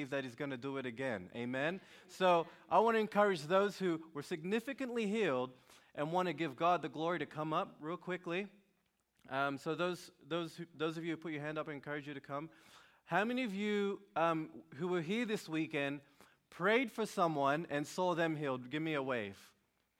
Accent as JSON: {"language": "English", "town": "Sydney", "region": "New South Wales", "country": "Australia", "said": "I'm from Sydney, Australia"}